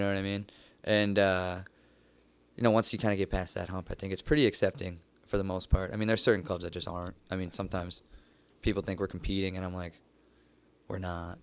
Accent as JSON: {"language": "English", "area": "Downriver", "region": "Michigan", "country": "United States", "moved": "as an adult", "lives_now": "Los Angeles, United States", "said": "originally from downriver"}